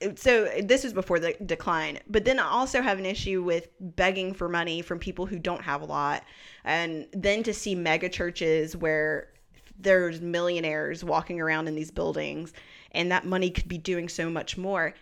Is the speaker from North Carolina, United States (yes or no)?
yes; Burlington, North Carolina, United States; also born or lived in Greensboro, North Carolina; now in Raleigh, United States; I was raised in Burlington, North Carolina, which is a more rural city